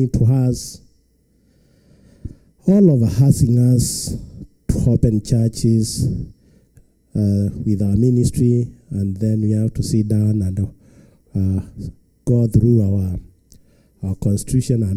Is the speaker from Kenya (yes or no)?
yes; Kenya; from Kenya.